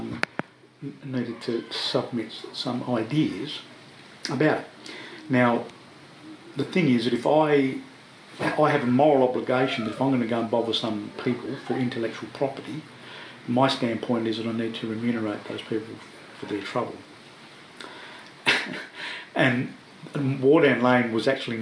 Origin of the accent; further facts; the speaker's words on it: Fremantle, Western Australia, Australia; when I was a kid growing up in Sampson Street, that was a limestone hill.